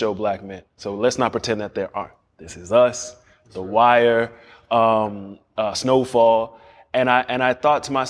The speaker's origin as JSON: {"language": "English", "town": "Miami", "region": "Florida", "country": "United States", "tie": "born or raised there", "said": "I grew up in Liberty City, right there."}